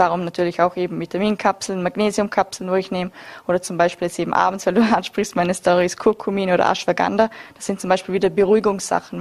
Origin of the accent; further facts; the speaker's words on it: Austria; bei uns in Österreich